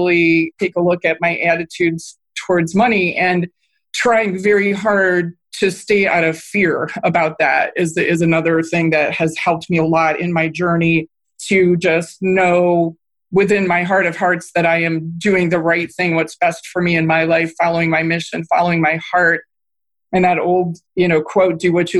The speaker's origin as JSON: {"language": "English", "town": "Cleveland", "region": "Ohio", "country": "United States", "tie": "born or raised there", "also_born_or_lived": "New York City, United States / Washington, D.C. area, United States", "moved": "as an adult", "said": "my hometown of Cleveland"}